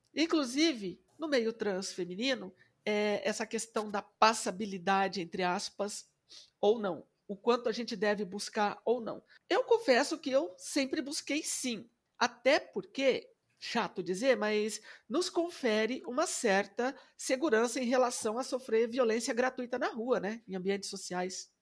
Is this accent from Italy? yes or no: no; Presidente Epitácio, São Paulo, Brazil; lá na minha cidade, que eu sou de presidente